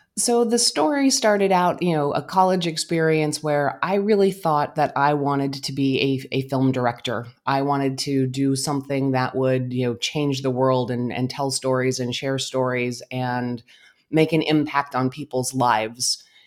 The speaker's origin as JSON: {"language": "English", "town": "Albuquerque", "region": "New Mexico", "country": "United States", "also_born_or_lived": "Phoenix Valley, Arizona", "moved": "yes", "lives_now": "Phoenix, United States", "said": "I am originally from Albuquerque, New Mexico"}